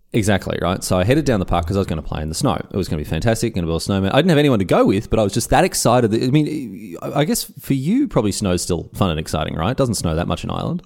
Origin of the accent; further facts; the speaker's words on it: Australia; moved away as an adult; now in Berlin, Germany; being Australian